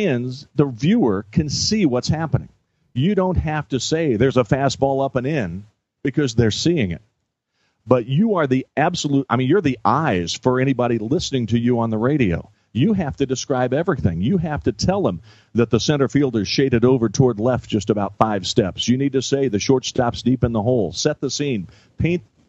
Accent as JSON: {"language": "English", "town": "Lincoln", "region": "Illinois", "country": "United States", "tie": "born or raised there", "said": "I'm from Lincoln, Illinois"}